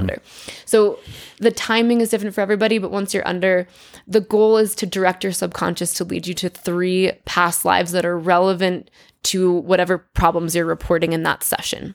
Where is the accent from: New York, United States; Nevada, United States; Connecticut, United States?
Connecticut, United States; I grew up in Connecticut.